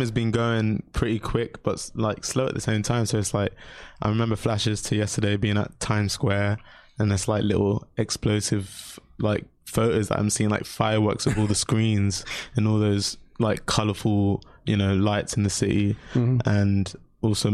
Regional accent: London, United Kingdom; I grew up in South London

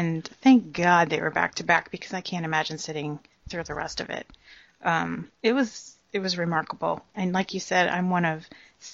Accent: Pennsylvania, United States; I grew up in the East, and I wasn't even really aware of a West Coast scene until I went to college and … came out. That's how sheltered life was in Pennsylvania

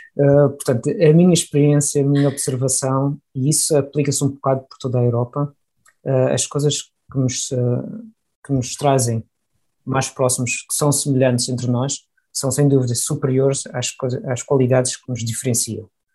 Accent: Portugal; moved away as an adult; also born or lived in Porto / Heidelberg, Germany; now in Germany; eu nasci em Portugal, sou português

